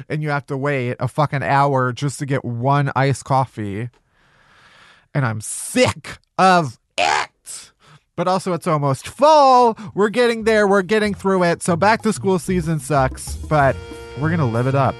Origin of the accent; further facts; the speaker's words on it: Chicago, Illinois, United States; now in Los Angeles, United States; I'm from Chicago